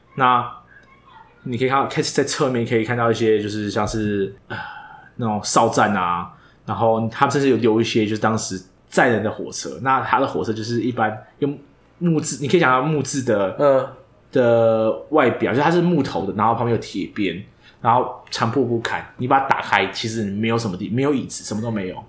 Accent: Taiwan; 身为一个台湾人

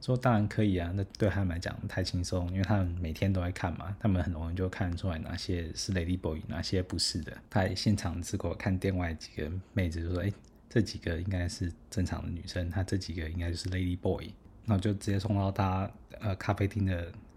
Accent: Taiwan; 后来猜来猜是台湾，我说，哎，bingo

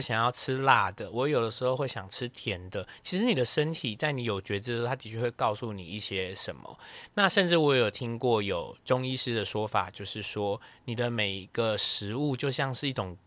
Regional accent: Taipei, Taiwan; 我是台北人

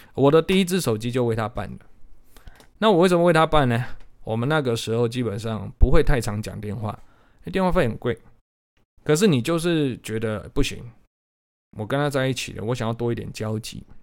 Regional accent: Changhua County, Taiwan; 我是彰化人啊，我念彰化高中

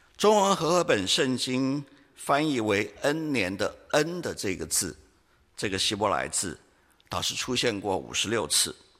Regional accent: Taiwan; 我们台湾人

